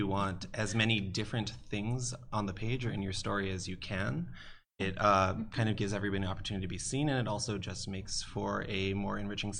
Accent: Hawaii, United States; I'm from Hawaii.

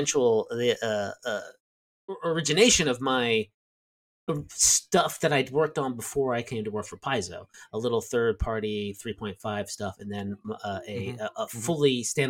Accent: southern New Jersey, United States; moved away as an adult; also born or lived in Delaware / New York City / Connecticut / Richmond, Virginia; I was born in southern New Jersey

